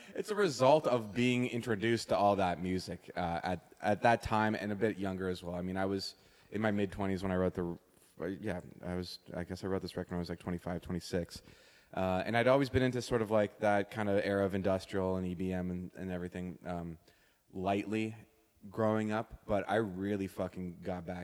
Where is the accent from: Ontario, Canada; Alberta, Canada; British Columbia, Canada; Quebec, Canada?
Ontario, Canada; Toronto; not a lot of people I knew growing up in Toronto were involved in electronic music